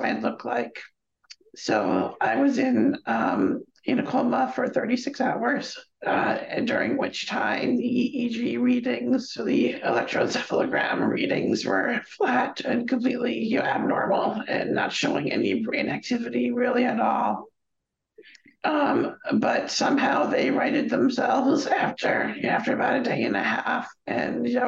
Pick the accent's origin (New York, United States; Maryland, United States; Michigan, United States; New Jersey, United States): New York, United States; Stony Brook; I was born and raised here on Long Island, off the East Coast of New York City